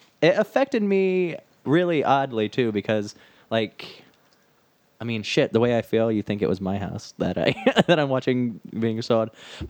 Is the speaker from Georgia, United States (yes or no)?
no; Indiana, United States; also born or lived in Rhode Island; I'm coming from Indiana, where I'm surrounded by cornfields, where I don't see water, like, ever. Unless it's, like, a creek or a dirty-ass river.